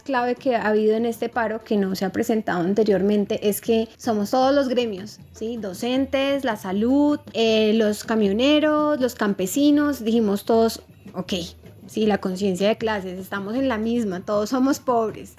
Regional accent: Colombia; nosotros sí tenemos como sociedad, colombianos y colombianas

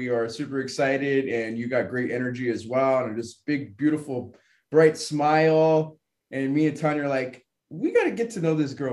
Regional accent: Southern California, United States; I'm from Southern California, born and raised. U.S. citizen.

